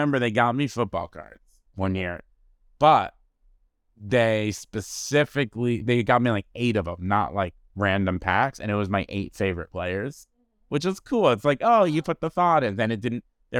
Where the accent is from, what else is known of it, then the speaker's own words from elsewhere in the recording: East Coast, United States; now in Los Angeles, United States; I'm originally from the East Coast, but yeah. I've been here in 20 years.